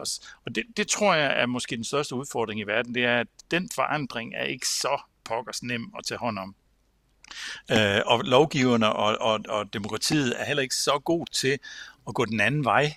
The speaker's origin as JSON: {"language": "Danish", "area": "Samsø", "region": "Central Denmark Region", "country": "Denmark", "said": "Samsø, hvor jeg kommer fra"}